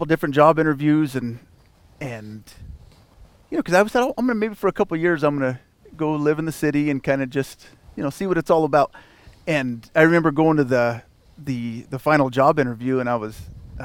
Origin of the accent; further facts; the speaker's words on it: Avondale, Colorado, United States; I was born and raised in Avondale, Colorado